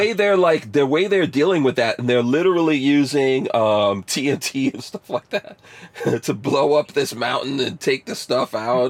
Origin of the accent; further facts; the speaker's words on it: India; I'm Indian, and I can say this shit. I want to see the Indians put some people.